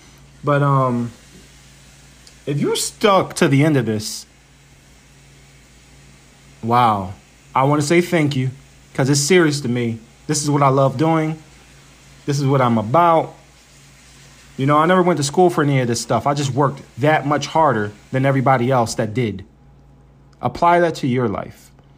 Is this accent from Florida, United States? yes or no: no; Philadelphia, Pennsylvania, United States; I'm from Philly.